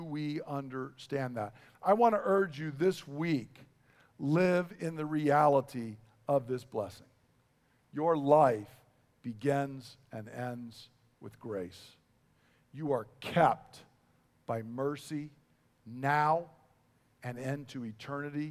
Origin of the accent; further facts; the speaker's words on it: United States; I'm an American